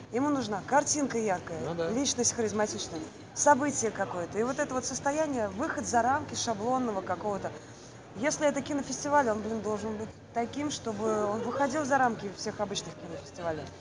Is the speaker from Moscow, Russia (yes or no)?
no; Saint Petersburg, Russia; Работала пролетариат настоящий, как надо, питерский такой, коренной